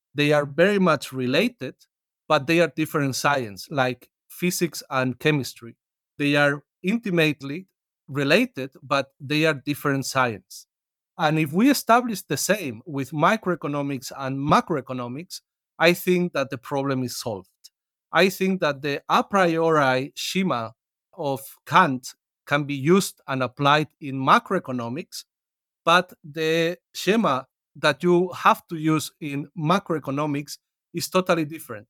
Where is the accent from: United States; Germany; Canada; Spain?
Spain; I come from Spain and it is the country I know better